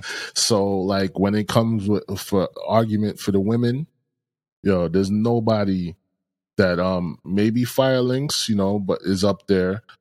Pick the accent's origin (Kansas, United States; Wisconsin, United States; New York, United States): New York, United States; growing up in New York